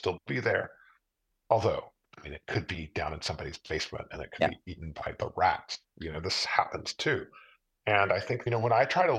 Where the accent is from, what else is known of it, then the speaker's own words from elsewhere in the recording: Houston, Texas, United States; moved away as an adult; now in Utrecht, Netherlands; I'm from Texas